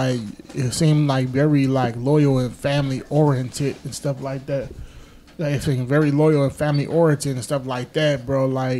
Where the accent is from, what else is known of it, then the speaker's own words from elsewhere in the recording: Milwaukee, Wisconsin, United States; You know, you grew up kind of like close by where I grew up at. I grew up on 68 Silver Spring.